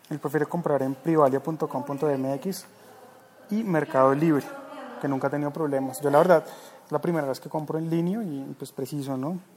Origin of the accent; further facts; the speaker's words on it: Bogotá, Colombia; accent: rolo; ¿Y tengo acento rolo? Claro, pues soy de acá. Uno va a tener acento rolo.